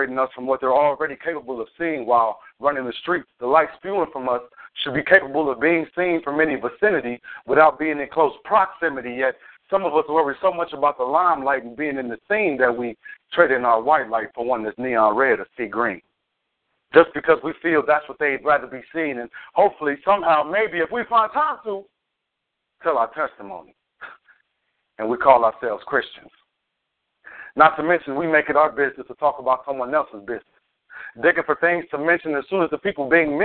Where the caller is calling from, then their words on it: Kankakee, Illinois, United States; I'm calling from Kankakee, Illinois